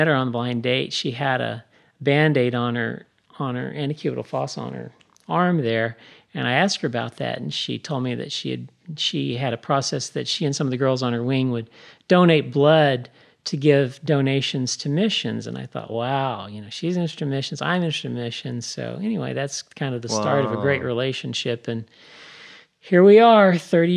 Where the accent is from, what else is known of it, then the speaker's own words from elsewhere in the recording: United States; also born or lived in Oklahoma / Kansas; now in Texas, United States; I grew up in Oklahoma and Kansas